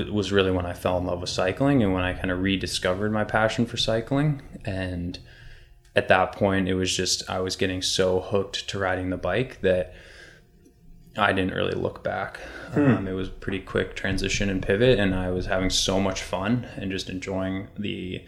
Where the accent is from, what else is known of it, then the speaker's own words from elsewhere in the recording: Marin County, California, United States; I grew up in Marin County, which is the birthplace of mountain biking